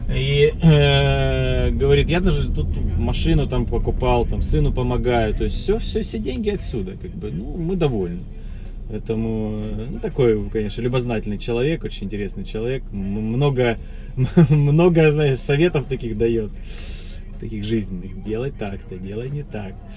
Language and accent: Russian; Russia; moved away as an adult; now in United States; в моем родном городе российские